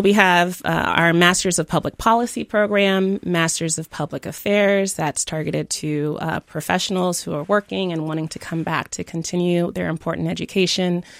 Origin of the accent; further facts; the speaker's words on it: Jamaica; moved away; also born or lived in Miami, United States; I was born in Jamaica, uh, grew up between Jamaica and Miami